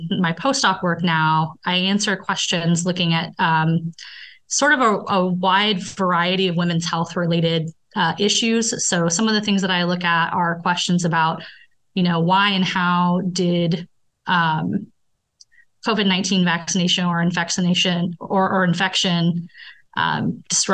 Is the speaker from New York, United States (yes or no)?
no; Indiana, United States; moved away as an adult; also born or lived in Colorado; now in Baltimore, United States; So I am from Indiana